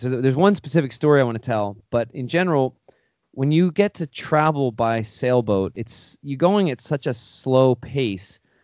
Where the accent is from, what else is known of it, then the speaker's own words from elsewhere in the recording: Pennsylvania, United States; I grew up in Pennsylvania, um, on a horse farm